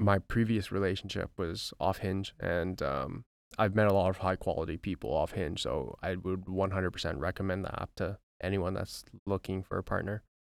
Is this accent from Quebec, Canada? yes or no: no; White Rock, British Columbia, Canada; we came from White Rock, B C